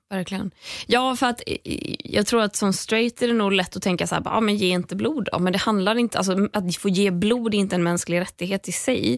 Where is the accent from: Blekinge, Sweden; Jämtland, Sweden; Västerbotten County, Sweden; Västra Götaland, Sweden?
Västra Götaland, Sweden; Gothenburg; moved away; när jag var hemma i Göteborg